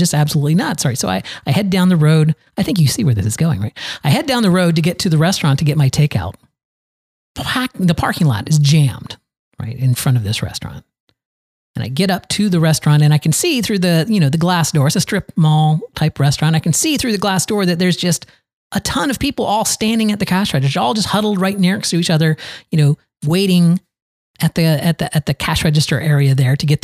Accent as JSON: {"language": "English", "town": "Valrico", "region": "Florida", "country": "United States", "tie": "born or raised there", "said": "here in my hometown of Valrigo, Florida, right on the outskirts of Tampa"}